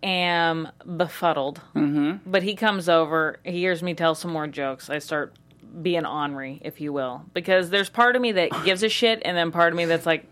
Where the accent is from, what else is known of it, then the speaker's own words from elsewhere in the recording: Kansas City, United States; now in Los Angeles, United States; I'm from Kansas City